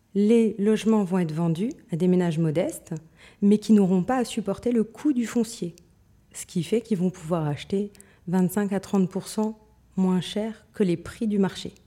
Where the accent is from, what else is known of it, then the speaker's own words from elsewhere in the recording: Moselle-Est, Grand Est, France; je viens de Moselle-Est, donc si tu veux des mots bizarres, je vais pouvoir t'en donner plein